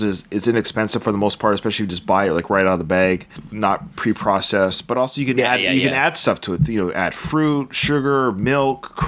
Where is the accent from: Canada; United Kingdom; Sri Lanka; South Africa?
Canada; growing up in Canada